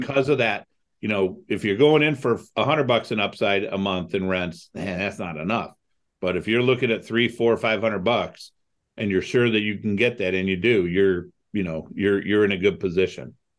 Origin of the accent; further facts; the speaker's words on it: Toledo, Ohio, United States; also born or lived in Cleveland, Ohio; I grew up in Toledo, Ohio.